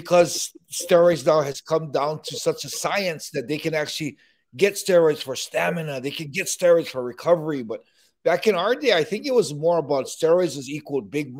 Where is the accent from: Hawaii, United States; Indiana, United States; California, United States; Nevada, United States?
Hawaii, United States; I was always a smaller guy growing up in Hawaii.